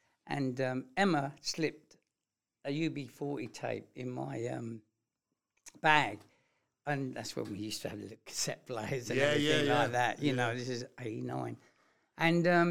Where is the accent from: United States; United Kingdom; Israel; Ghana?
United Kingdom; London; accent: London; my London accent